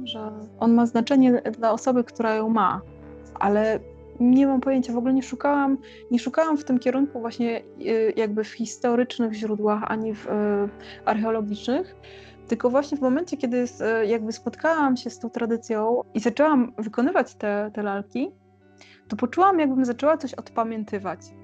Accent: Lublin, Lublin Voivodeship, Poland; moved away as an adult; now in Kraków, Poland; jestem z Lublina, e, urodziłam się w Lublinie i od y, no, ponad 10 lat mieszkam w Krakowie

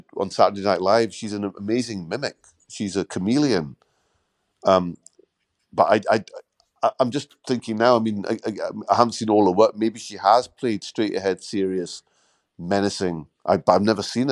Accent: Scotland, United Kingdom; also born or lived in London; I was born in London, grew up in Scotland.

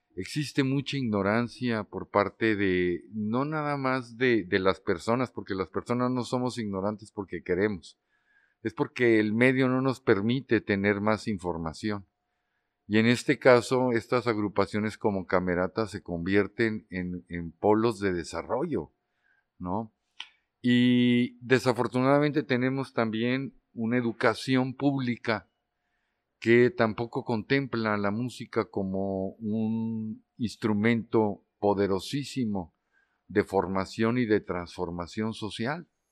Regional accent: Durango, Mexico; also born or lived in Mexico City / Amsterdam; now in Torreón, Mexico; Yo soy de Durango, Durango, pero yo tenía ya bastante tiempo viviendo en la Ciudad de México

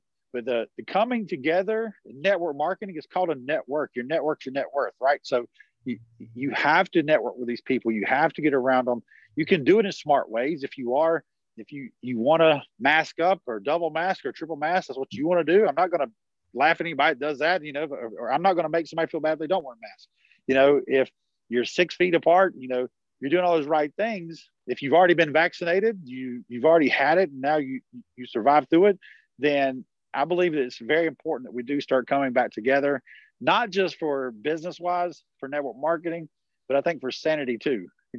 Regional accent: the South, United States; I'm from the South, right? So we'd say, this is some from guy from New York City. I'm talking even more country right now

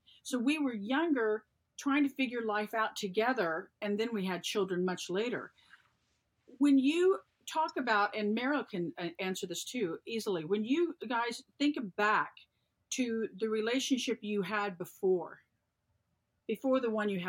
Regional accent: the South, United States; I was born and raised in the South

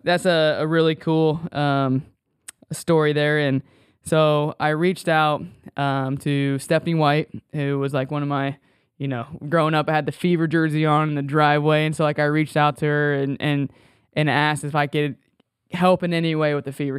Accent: Sweetser, Indiana, United States; also born or lived in Marion, Indiana; I grew up in Sweetser, uh, Indiana

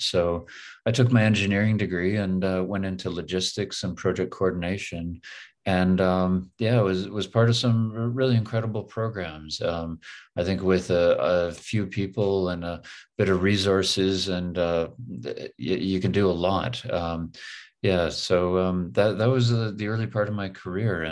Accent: Toronto, Ontario, Canada; also born or lived in Windsor, Ontario / Richmond Hill, Ontario; I'm from Toronto, born and raised, born just outside in Windsor, but really raised in Toronto and Richmond Hill

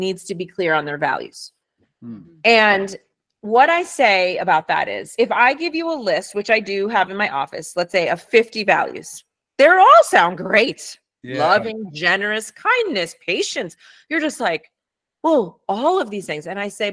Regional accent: New York City, New York, United States; first language Spanish; English is a second language; moved away; also born or lived in Harlem / South Bronx; I was born in Harlem. I was raised in Washington Heights and I spent most of my time in the South Bronx.

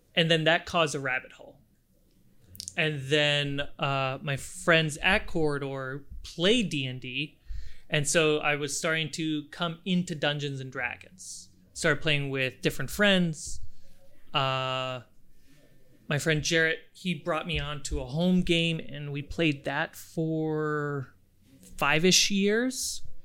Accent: Minnesota, United States; moved away as an adult; also born or lived in Germany / Florida / New York City / upstate New York; I was born in Germany, uh, grew up in Minnesota

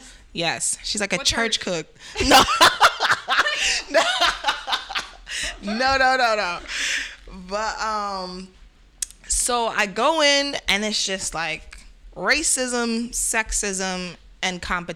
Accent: New York City, New York, United States; also born or lived in Crown Heights / Bed-Stuy; I'm Jamaican. I was raised in Flatbush.

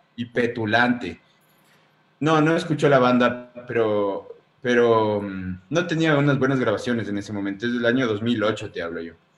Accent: Ecuador; nos definan como mestizos ecuatorianos

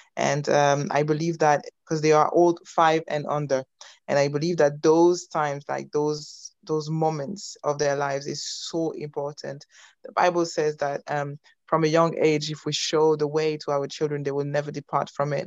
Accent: France; moved away as an adult; also born or lived in Belgium / United States; now in United Kingdom; I am Congolese. Uh, I was born in Belgium. I grew up in France. I, I studied in the US and I followed my husband in the UK.

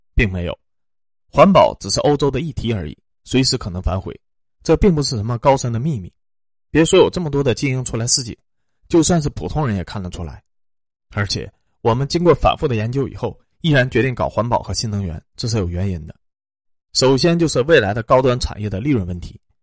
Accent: China; 我们中国人最喜欢干那种正义的事情了

